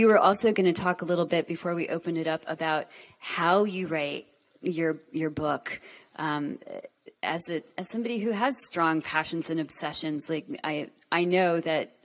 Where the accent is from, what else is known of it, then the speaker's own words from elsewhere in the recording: Montclair, New Jersey, United States; I grew up in Montclair, New Jersey, which is like very flossy.